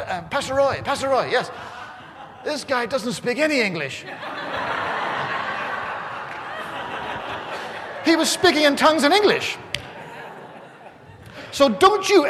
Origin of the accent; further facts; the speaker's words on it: Ireland; I'm Irish